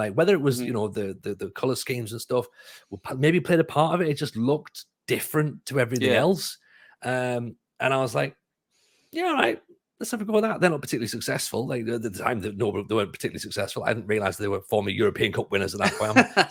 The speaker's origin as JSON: {"language": "English", "town": "Sunderland", "region": "North East England", "country": "United Kingdom", "tie": "born or raised there", "said": "I was raised on the Fulwell end at Sunderland."}